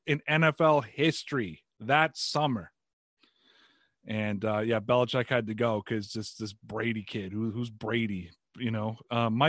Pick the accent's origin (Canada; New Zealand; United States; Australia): Canada